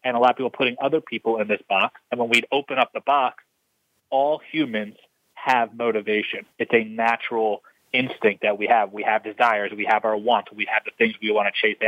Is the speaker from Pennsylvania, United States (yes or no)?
yes; Philadelphia, Pennsylvania, United States; I grew up in Philadelphia.